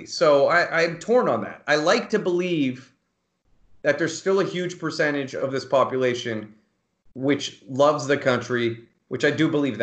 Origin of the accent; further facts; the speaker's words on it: United States; as an American